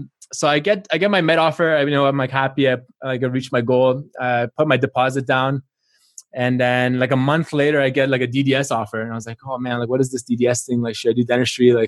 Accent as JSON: {"language": "English", "country": "Canada", "tie": "born or raised there", "said": "I grew up in Canada."}